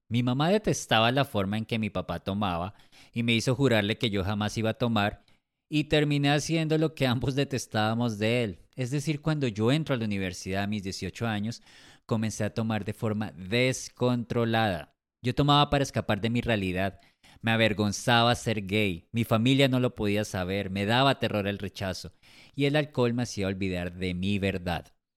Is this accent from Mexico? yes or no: no; Colombia; Nací en Colombia hace 41 años